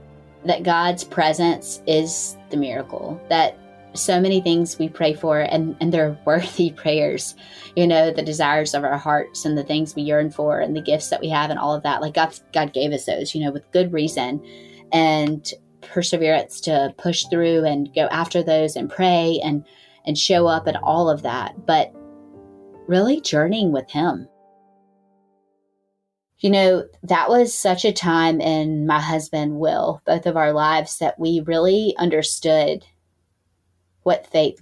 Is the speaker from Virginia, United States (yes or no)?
no; Greenville, North Carolina, United States; I am from Greenville, North Carolina